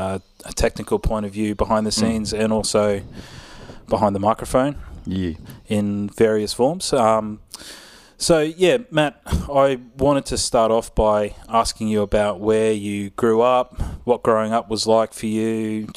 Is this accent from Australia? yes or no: yes; Cairns, Queensland, Australia; That's really cool because I did the same thing growing up in Cairns.